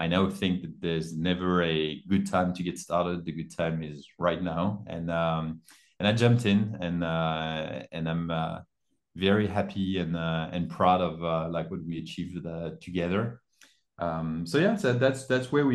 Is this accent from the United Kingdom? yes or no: no; France; also born or lived in United States; I'm originally from France